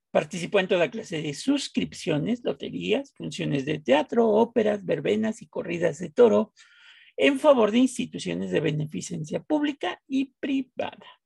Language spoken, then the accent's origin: Spanish; Mexico; Bueno, ese en mi pueblo se llama Chayote Power